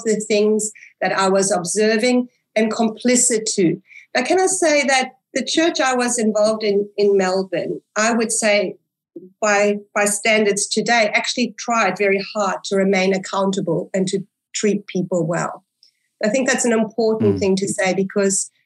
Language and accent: English; South Africa; English is a second language; also born or lived in Germany; I was born in Germany in a non-religious home, so to speak. You know, there was an idea about God, but it was held very far away. We then migrated to South Africa. So I was an immigrant, a little girl, an immigrant who could not speak English